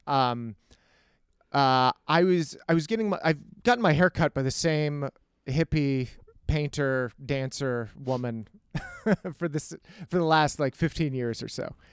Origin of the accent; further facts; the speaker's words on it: El Paso, Texas, United States; I, I grew up in El Paso, Texas, which is a desert